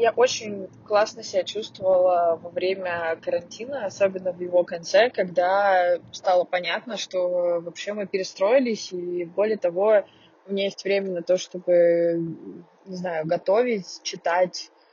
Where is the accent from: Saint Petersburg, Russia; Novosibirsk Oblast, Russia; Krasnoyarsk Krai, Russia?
Saint Petersburg, Russia; also born or lived in Moscow; now in Yekaterinburg, Russia; я из э, Петербурга